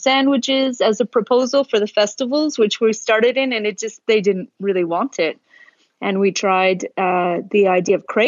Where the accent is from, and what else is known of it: Oakville, Ontario, Canada; born or raised there; also born or lived in Toronto; now in Australia